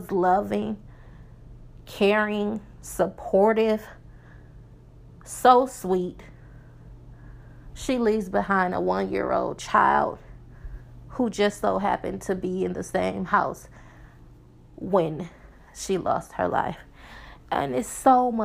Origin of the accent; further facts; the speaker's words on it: Milwaukee, Wisconsin, United States; moved away as an adult; now in Texas, United States; We are from Milwaukee, Wisconsin, if you don't know. That's where I'm from